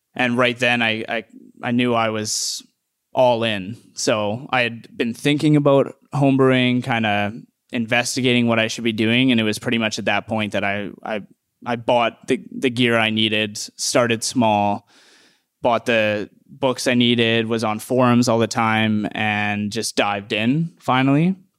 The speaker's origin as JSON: {"language": "English", "town": "Edmonton", "region": "Alberta", "country": "Canada", "moved": "yes", "said": "I'm from Edmonton"}